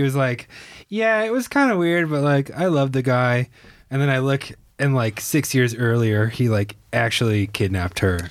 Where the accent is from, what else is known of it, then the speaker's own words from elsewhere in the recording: Shorewood, Wisconsin, United States; I grew up, uh, my city of Shorewood, Wisconsin, had seventeen thousand people.